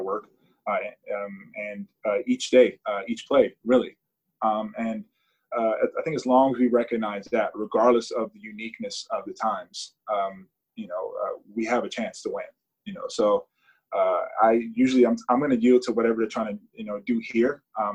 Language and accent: English; United States; as an American, a proud American